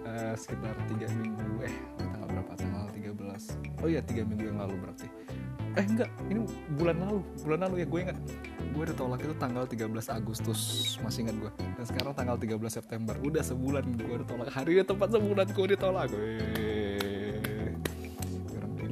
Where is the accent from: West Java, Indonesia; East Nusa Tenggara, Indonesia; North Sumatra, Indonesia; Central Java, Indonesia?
North Sumatra, Indonesia; accent: Medan; kalau ngomong ngomong sendiri tuh biasa ya pakai logat Jakarta juga tapi mostly pakai logat Medan